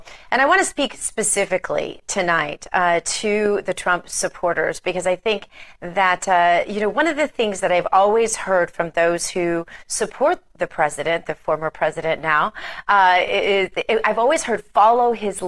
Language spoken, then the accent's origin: English; the Ozarks, United States; now in Palm Beach, United States; I'm from the Ozarks, an Ozarks girl, and I still think of myself very much that way